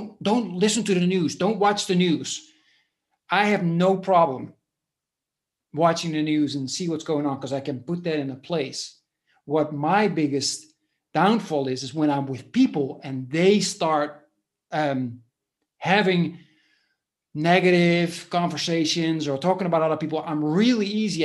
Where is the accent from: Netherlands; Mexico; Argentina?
Netherlands; moved away as an adult; now in Spain; I was born in the Netherlands 10 years ago or a little bit more. I moved to Spain and I live here now.